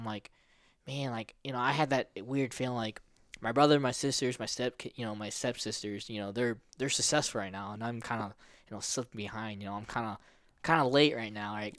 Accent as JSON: {"language": "English", "town": "O'Fallon", "region": "Missouri", "country": "United States", "tie": "born or raised there", "also_born_or_lived": "Philippines", "said": "I grew up in Missouri and, in America"}